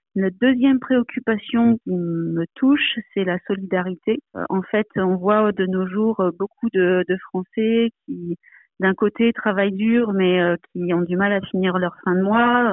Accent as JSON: {"language": "French", "region": "Provence-Alpes-Côte d'Azur", "country": "France", "tie": "born or raised there", "moved": "yes", "lives_now": "Paris, France", "said": "Je suis originaire de Provence et euh, où se trouve ma famille, mais j'habite à Paris pour des raisons professionnelles"}